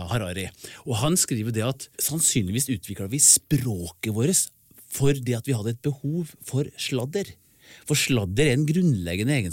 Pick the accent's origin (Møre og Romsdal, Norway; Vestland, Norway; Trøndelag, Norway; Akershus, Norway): Trøndelag, Norway; Åfjord; moved away; sier dem hjemme i Åfjorden der jeg kommer fra.